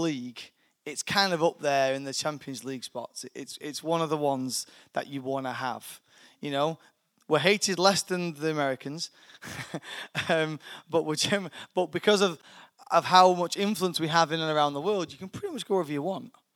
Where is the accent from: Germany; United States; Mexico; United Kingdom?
United Kingdom; I'm a British citizen. I'm born here, so I have a British passport